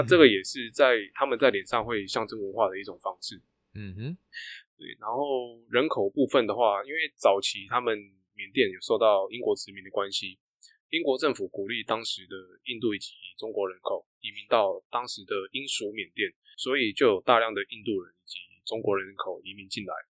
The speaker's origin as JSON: {"language": "Chinese", "country": "Taiwan", "said": "我是台湾人"}